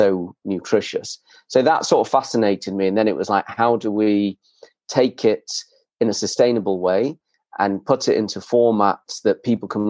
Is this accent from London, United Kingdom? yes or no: no; Leeds, Yorkshire and the Humber, United Kingdom; I grew up in Leeds, miles from the sea